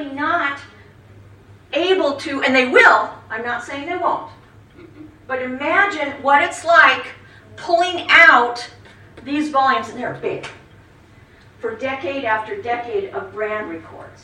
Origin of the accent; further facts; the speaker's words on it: Miles City, Montana, United States; I was born in Miles City